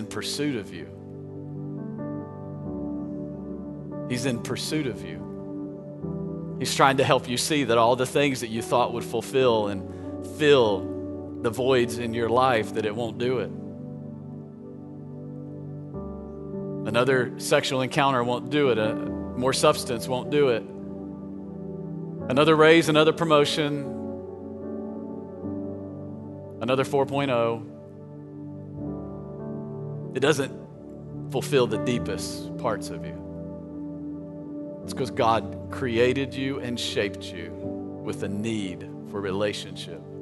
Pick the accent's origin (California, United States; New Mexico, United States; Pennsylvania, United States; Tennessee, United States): Tennessee, United States; I grew up in Tennessee